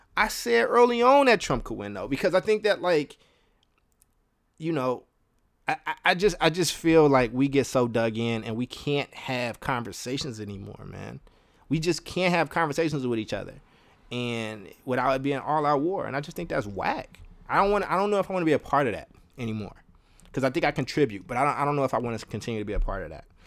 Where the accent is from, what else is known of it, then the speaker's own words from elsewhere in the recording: Kentucky, United States; also born or lived in Chicago, Illinois; now in Oakland, United States; I lived a long time in, in Kentucky